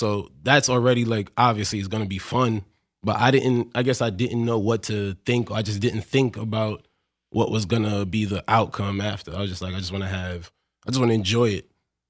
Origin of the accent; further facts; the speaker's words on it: New York City, New York, United States; Born in Brooklyn, Bed-Stuy. Okay. And then moved to Canarsie. Moved from Canarsie to Bushwick, and then from Bushwick to South Jamaica, Queens.